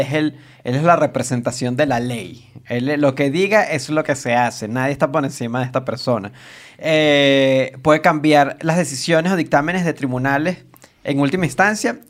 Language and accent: Spanish; Venezuela; nosotros somos de Venezuela